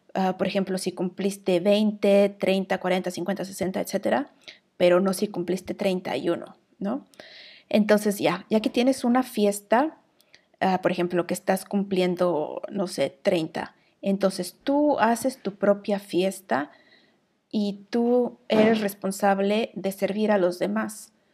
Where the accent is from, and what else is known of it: Mexico; moved away as an adult; now in Iceland